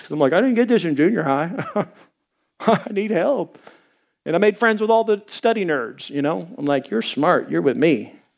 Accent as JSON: {"language": "English", "region": "Arkansas", "country": "United States", "said": "I'm from Arkansas"}